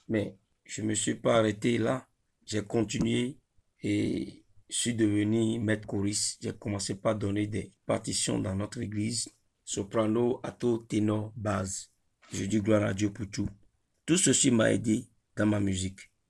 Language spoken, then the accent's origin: French; Ouidah, Atlantique, Benin; Je viens de Huida, précisément Djebadji, au Bénin. J'ai étudié l'anglais sur le campus Tagbome Calavi